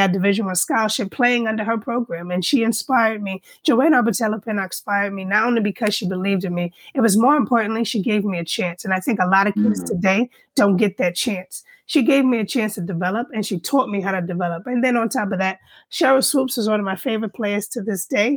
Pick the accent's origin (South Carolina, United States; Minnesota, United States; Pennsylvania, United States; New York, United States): New York, United States; now in Northern Virginia, United States; born and raised in New York, one of five children.